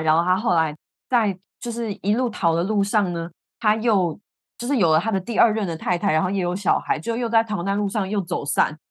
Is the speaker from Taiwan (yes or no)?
yes; Taiwan; 我们家就是是属于那种就是土生土长的那个外省家庭系列